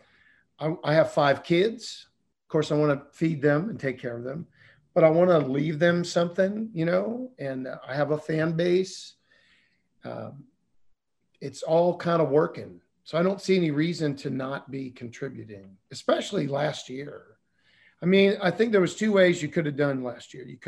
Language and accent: English; St. Louis, Missouri, United States; growing up in South St. Louis and being poor